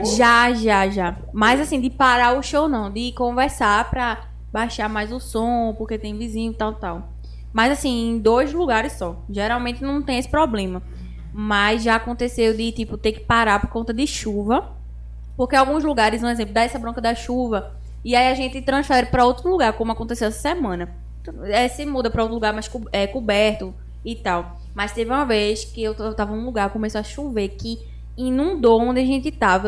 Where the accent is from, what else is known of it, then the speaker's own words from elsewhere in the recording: Carpina, Pernambuco, Brazil; diretamente de Carpina